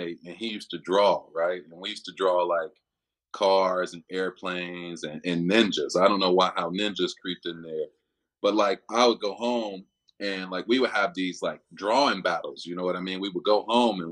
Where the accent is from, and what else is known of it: Chicago, Illinois, United States; born or raised there; moved away as an adult; also born or lived in Miami; now in Cincinnati, United States